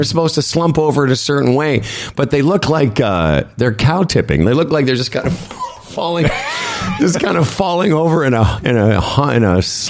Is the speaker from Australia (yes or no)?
no; Canada; As a Canadian, I'm very embarrassed by the disrespect shown by the PM.